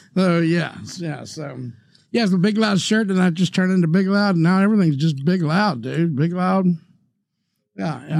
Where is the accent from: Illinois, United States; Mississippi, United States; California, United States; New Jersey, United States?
Mississippi, United States; moved away; here I am from Mississippi.